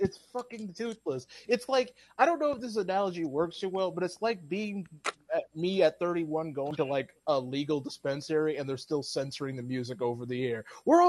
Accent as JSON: {"language": "English", "town": "Lansing", "region": "Michigan", "country": "United States", "tie": "born or raised there"}